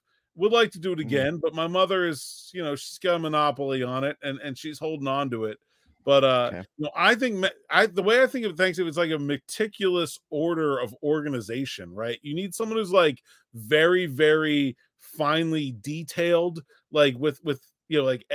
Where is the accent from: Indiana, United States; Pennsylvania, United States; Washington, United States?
Pennsylvania, United States; Pittsburgh; born and raised in Pittsburgh